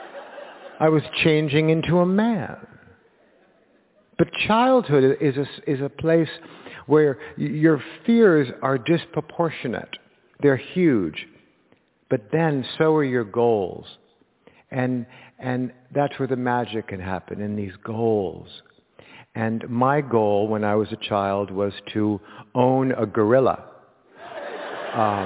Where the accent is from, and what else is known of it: Los Angeles, California, United States; born or raised there